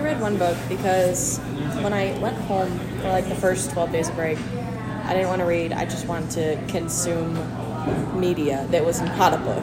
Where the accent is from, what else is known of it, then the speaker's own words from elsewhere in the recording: United States; I am an American